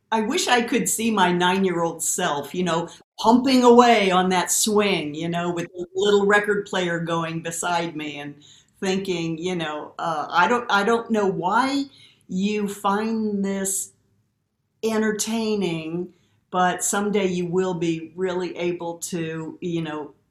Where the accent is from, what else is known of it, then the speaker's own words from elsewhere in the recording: Midwest, United States; moved away; growing up in the Midwest